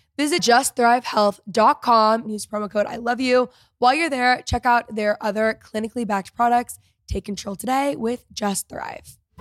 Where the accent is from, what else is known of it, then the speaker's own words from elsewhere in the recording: Texas, United States; also born or lived in Los Angeles; I am a a Texan through and through, and I'm a Texas girl